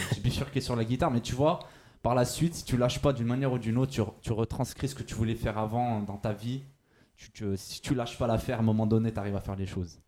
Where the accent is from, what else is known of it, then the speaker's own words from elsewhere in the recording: Firminy, Auvergne-Rhône-Alpes, France; now in Lyon, France; je viens d'à côté de Saint-Etienne, je viens de Firmini à la base